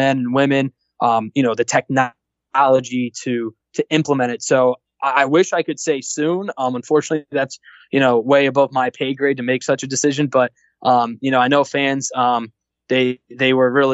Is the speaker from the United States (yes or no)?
yes; Scranton, Pennsylvania, United States; also born or lived in North Jersey; I was born in North Jersey. I grew up in Scranton, PA.